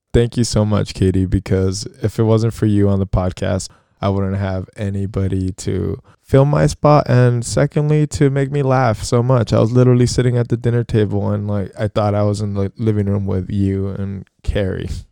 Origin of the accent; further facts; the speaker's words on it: United States; being American, firstly, and having grown up in a society that really doesn't value our diversity